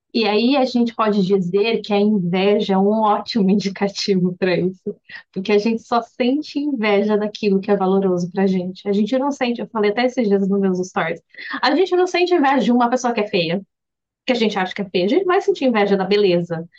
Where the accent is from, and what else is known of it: Brazil; moved away